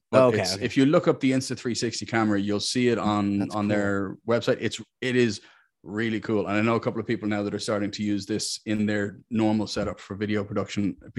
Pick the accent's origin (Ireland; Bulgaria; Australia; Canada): Ireland; Look, I'm Irish.